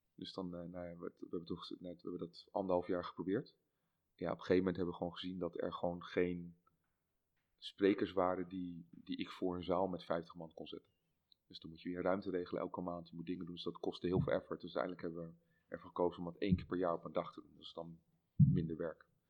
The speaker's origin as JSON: {"language": "Dutch", "country": "Netherlands", "said": "als Hollanders"}